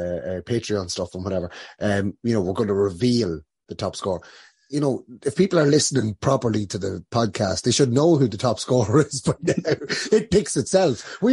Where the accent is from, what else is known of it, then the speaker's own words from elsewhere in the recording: Meath, Leinster, Ireland; we're both from Meath.